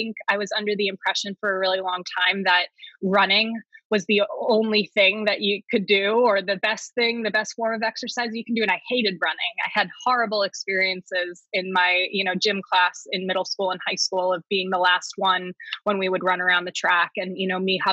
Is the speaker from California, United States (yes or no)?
no; New Jersey, United States; moved away; I'm originally from New Jersey